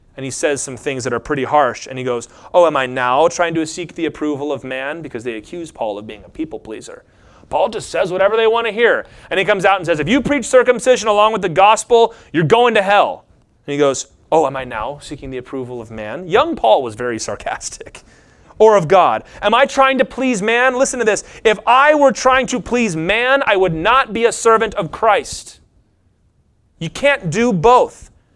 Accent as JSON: {"language": "English", "town": "Lynchburg", "region": "Virginia", "country": "United States", "said": "I'm from Lynchburg, Virginia"}